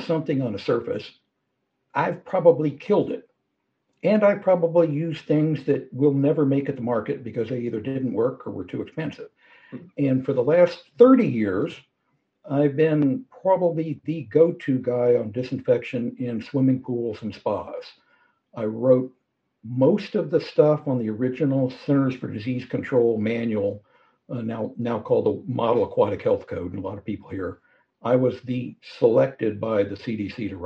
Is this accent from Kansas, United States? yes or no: yes; Kansas, United States; also born or lived in Arkansas; I grew up in Kansas.